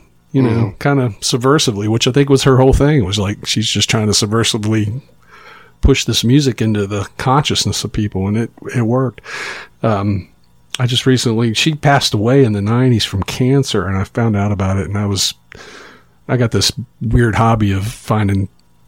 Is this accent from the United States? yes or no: yes; Roanoke and Chesapeake, Virginia, United States; my mom remarried and we moved away from Roanoke to Chesapeake, Virginia, which is just outside of Norfolk